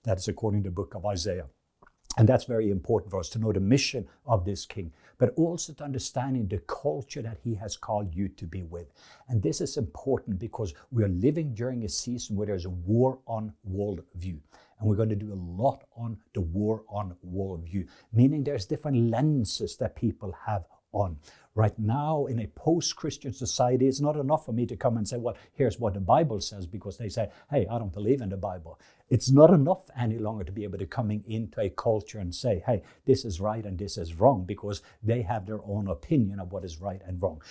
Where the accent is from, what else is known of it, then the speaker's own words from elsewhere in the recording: Norway; English is a second language; moved away; being in Norwegian, I have learned that because English and This English is my second language